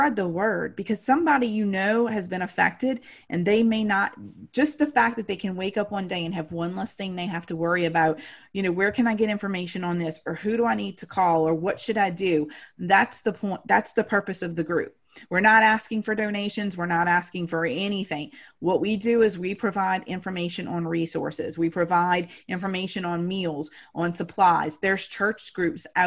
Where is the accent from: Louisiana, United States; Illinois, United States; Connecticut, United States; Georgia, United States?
Louisiana, United States; New Orleans; grew up, was born and raised in New Orleans, went through Katrina